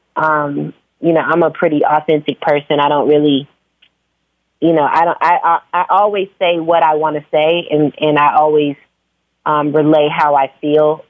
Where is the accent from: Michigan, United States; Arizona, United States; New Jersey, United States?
Arizona, United States; Phoenix; also born or lived in Virginia / New York; now in Atlanta, United States; I was born in Virginia. I was raised in Phoenix. I moved to Atlanta like 16 years ago, and mm. now I live between Atlanta and New York